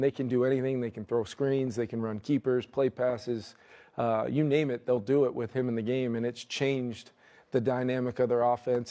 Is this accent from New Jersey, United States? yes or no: yes; New Jersey, United States; growing up in New Jersey